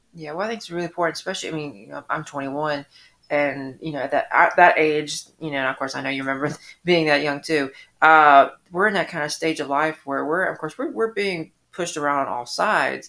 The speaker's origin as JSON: {"language": "English", "town": "Atlanta", "region": "Georgia", "country": "United States", "tie": "born or raised there", "lives_now": "Sylvania, United States", "said": "I grew up in Atlanta"}